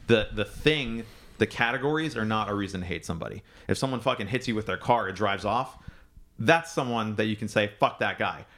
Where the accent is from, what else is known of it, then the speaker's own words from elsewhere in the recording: United States; I'm also a first generation American, so I was born here